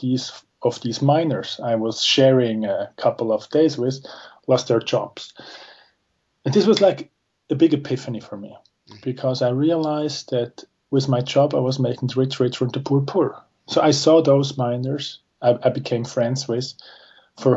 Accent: Zurich, Switzerland; I'm from Switzerland. I was born and raised in Zurich.

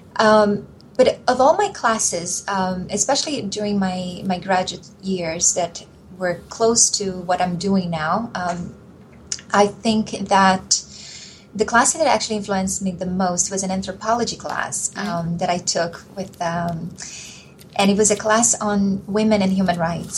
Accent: Brazil; moved away; also born or lived in Mozambique / Nicaragua; when I was growing up in Brazil at the time

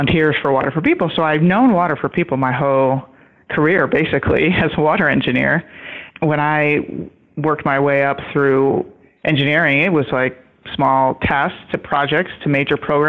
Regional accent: Michigan, United States; I grew up in Michigan

